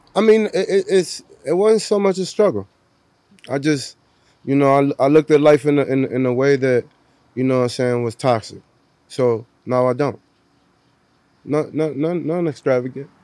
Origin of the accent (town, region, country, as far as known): Cleveland, Ohio, United States; born or raised there; moved away; also born or lived in Puerto Rico / Florida